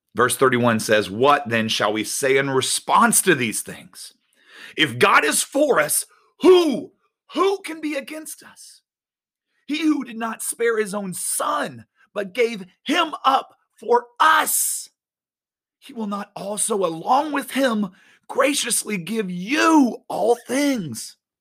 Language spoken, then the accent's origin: English; Winter Garden, Florida, United States; I grew up in Winter Garden